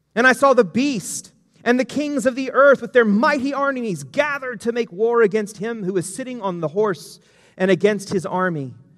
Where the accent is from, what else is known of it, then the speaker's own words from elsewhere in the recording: United States; we as an American society